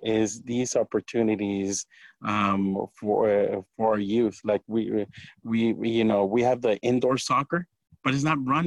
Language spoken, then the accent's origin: English; Santa Cruz, California, United States; now in Watsonville, United States; I grew up in Santa Cruz